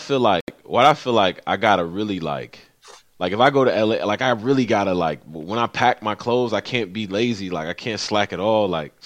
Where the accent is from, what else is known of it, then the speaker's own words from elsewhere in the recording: Western New York, United States; They are from Western New York. If we count all of New York, then cool. But they from where I'm from.